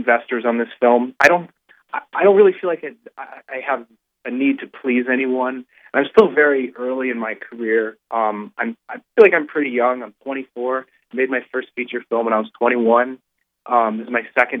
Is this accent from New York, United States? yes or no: yes; Buffalo, New York, United States; my hometown, Buffalo, New York